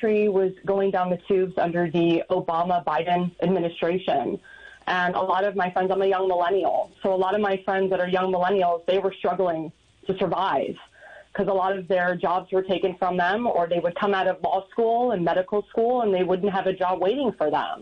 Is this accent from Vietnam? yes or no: no; Sarasota, Florida, United States; I was born and raised in Sarasota, Florida.